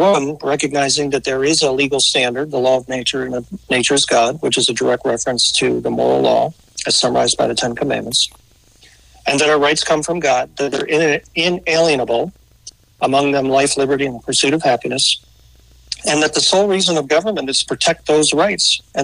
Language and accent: English; just outside Philadelphia, Pennsylvania, United States; moved away as an adult; also born or lived in Penn State; now in Mason, United States; I grew up just outside Philadelphia